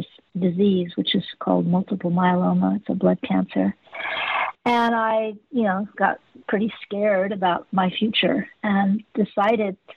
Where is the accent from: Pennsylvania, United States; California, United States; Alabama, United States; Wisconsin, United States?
California, United States; Los Angeles; I grew up in Hollywood